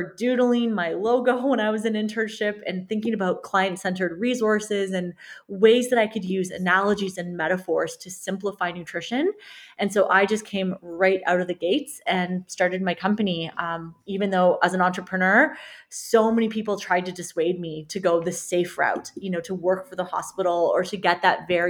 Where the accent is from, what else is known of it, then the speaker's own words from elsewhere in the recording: Canada; I'm a Canadian registered dietitian and sports nutritionist